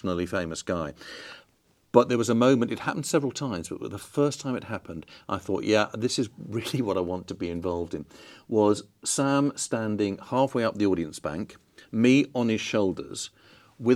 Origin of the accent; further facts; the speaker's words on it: London, United Kingdom; moved away as an adult; also born or lived in Bristol / Sheffield / Manchester / Scotland; I moved from London to university at Bristol, and then that was it. I never went back home.